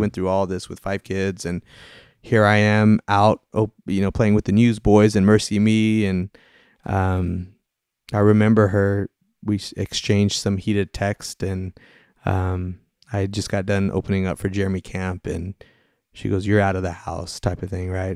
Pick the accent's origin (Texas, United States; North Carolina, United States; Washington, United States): Texas, United States; Austin; moved away; I was originally from the Austin Diocese